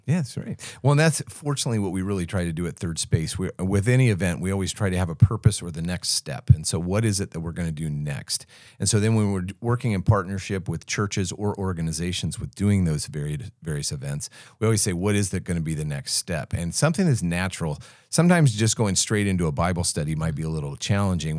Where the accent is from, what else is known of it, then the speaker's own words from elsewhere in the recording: United States; accent: American; now in Australia; I still sound very American